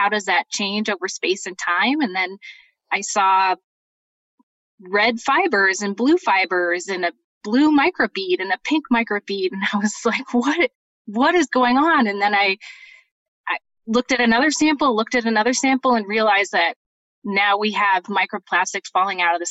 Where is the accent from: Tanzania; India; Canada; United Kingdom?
Canada; British Columbia; moved away as an adult; also born or lived in Montreal, Canada / Boulder, Colorado, United States; now in Utah, United States; I was born in Montreal, and then my family moved to British Columbia, where I did finished my first two degrees at Simon Fraser University